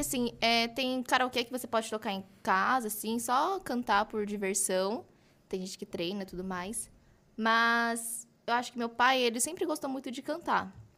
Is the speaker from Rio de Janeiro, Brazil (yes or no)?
no; Mogi das Cruzes, São Paulo, Brazil; eu sou de Mogi das Cruzes, hum, tenho 20 anos